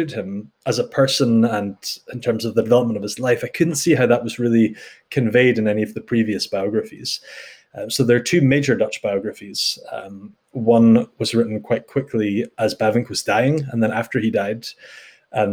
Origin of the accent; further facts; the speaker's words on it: the Highlands of Scotland, United Kingdom; moved away as an adult; also born or lived in Netherlands; now in Edinburgh, United Kingdom; I grew up in the Highlands of Scotland